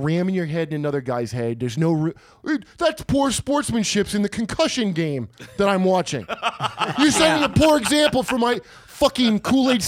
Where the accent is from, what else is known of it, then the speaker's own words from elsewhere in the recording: Boston, Massachusetts, United States; Boston, a lot of fucking wops from my hometown